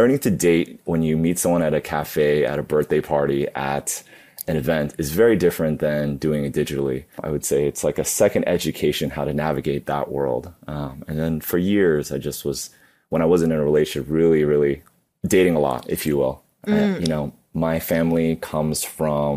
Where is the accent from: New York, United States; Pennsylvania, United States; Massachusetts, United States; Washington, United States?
New York, United States; New York City; I grew up in New York City. I was born and raised. I like to call myself a super local because I was born in the city, grew up in Queens